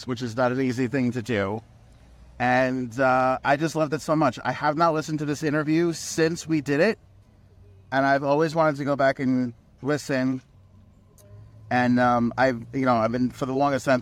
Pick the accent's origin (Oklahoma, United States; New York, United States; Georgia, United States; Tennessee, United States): New York, United States; New York City; coming from Queens, being a New Yorker